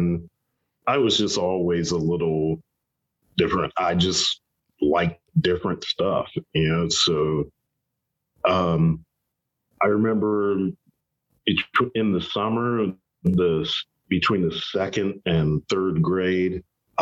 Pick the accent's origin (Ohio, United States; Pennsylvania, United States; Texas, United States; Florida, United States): Ohio, United States; Columbus; moved away as an adult; also born or lived in New England; I grew up in Columbus, Ohio, and then moved to New England